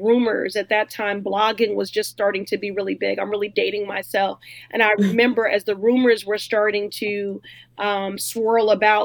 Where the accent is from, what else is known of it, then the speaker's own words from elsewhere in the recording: Chicago, Illinois, United States; moved away as an adult; now in Boston, United States; Well, I was raised in Chicago, but I left at 18 to attend Boston University.